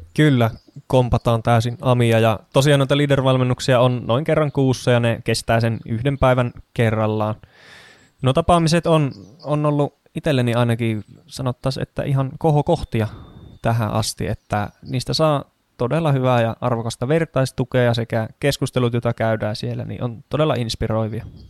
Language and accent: Finnish; Kajaani, Kainuu, Finland; moved away as an adult; also born or lived in Oulu / Tampere region; now in Kangasala, Finland; syntyjään Oulusta, mutta lapsuuteni ja nuoruuteni asustellut Kajaanissa.